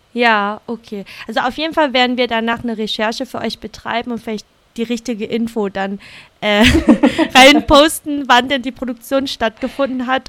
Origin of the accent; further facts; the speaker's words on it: Vietnam; now in Germany; wir sind ja beide in Vietnam aufgewachsen